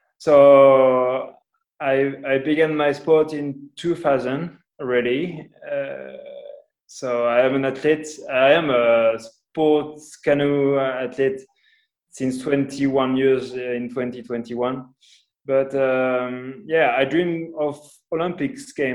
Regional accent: Angoulême, Nouvelle-Aquitaine, France; English is a second language; moved away as an adult; also born or lived in Spain / Portugal; now in Italy; I was born in France, in Angoulême, with a family of three brothers, one sister

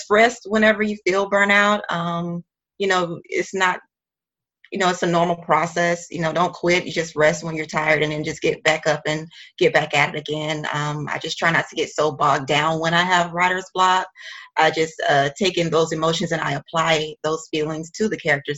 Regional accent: Macon, Georgia, United States; moved away as an adult; also born or lived in Savannah, Georgia / Atlanta, Georgia; now in New York City, United States; I grew up in Macon, Georgia, which is like an hour and a half away

